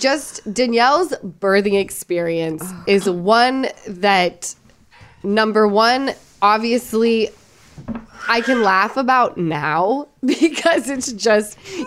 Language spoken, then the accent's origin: English; Utah, United States; accent: Utah; I'm from Utah. And it's my Utah accent